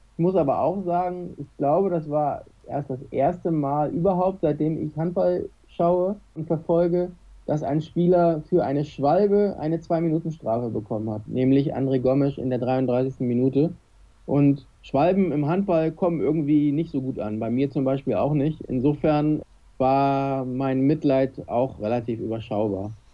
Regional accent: Kiel, Schleswig-Holstein, Germany; als Kieler

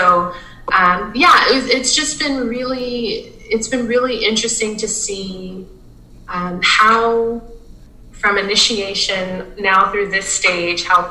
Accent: South Louisiana, United States; moved away as an adult; also born or lived in Lincoln, Nebraska; something that's so symbolic here in my hometown

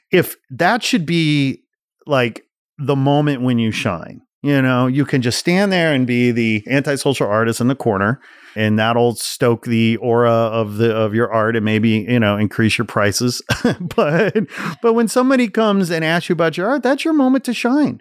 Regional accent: the Midwest outside Chicago, Illinois, United States; growing up in the Midwest outside Chicago, seventies and eighties, I graduated high school eighty-eight

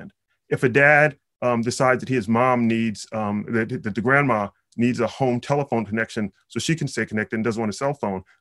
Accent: New York City, New York, United States; I'm from Brooklyn, New York

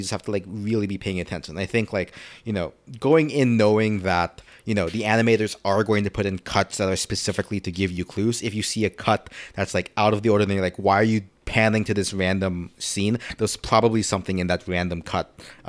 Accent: Philippines; when I was growing up in the Philippines, right, like the first anime I watched were dubbed in Tagalog. I didn't speak Tagalog at the time.

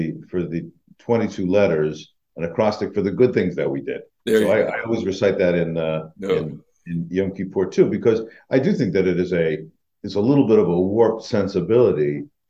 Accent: United States; as an American

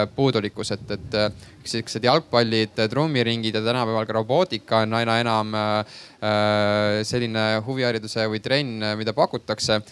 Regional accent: Haapsalu, Lääne County, Estonia; moved away as an adult; now in Tallinn, Estonia; mina ise näiteks olen pärit äh, Haapsalust

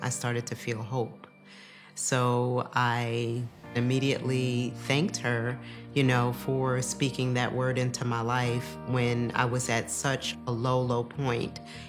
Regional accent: New York, United States; I grew up in New York.

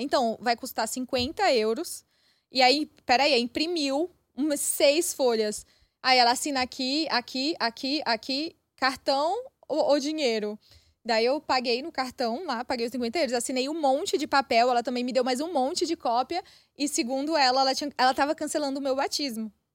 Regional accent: Maranhão, Brazil; moved away as an adult; also born or lived in Pará, Brazil; now in Germany; eu cresci no Nordeste

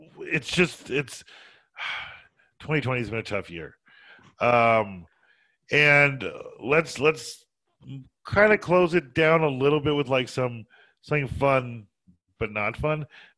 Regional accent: Colorado, United States; also born or lived in New Jersey / the South; We grew up in Colorado

